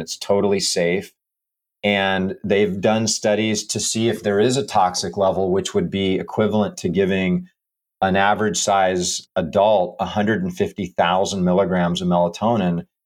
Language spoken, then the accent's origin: English; Hawaii, United States; also born or lived in Camp Lejeune, North Carolina; now in Florida, United States; I grew up in Hawaii, and my dad and sister still live out there. So I would travel from Florida to Hawaii